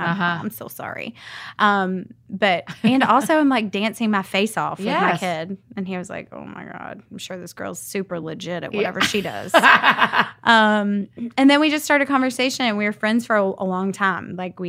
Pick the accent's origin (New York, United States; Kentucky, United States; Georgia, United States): Georgia, United States; Savannah; now in Birmingham, United States; I'm from Savannah. I've just moved here not too long ago.